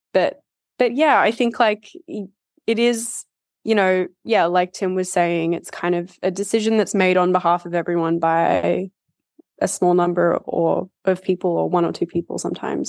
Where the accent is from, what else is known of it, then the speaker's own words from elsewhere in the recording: Australia; moved away as an adult; also born or lived in United Kingdom; I think growing up in Australia